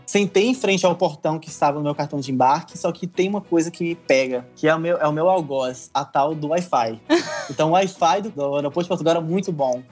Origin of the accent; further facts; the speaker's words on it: Bahia, Brazil; now in Albania; um baiano na Albânia. Saí da Bahia, vim pra Albânia